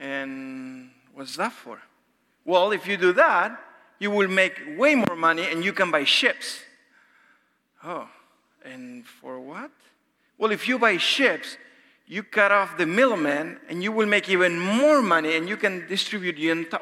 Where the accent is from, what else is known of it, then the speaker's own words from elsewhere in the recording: Argentina; moved away; I'm from Argentina.